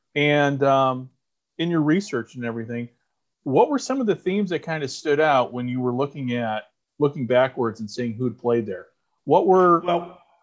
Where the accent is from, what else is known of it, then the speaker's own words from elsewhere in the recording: United States; we grew up in the United States of America